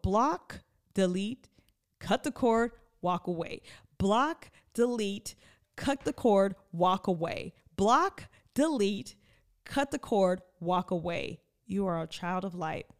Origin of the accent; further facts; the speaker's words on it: Oxnard, California, United States; eleven thirty-three was my grandmother's address in Oxnard. which is my home